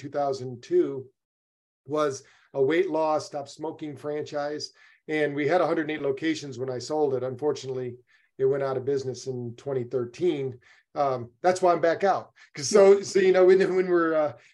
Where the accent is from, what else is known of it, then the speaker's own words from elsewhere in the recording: Battle Creek, Michigan, United States; I grew up in Battle Creek, Michigan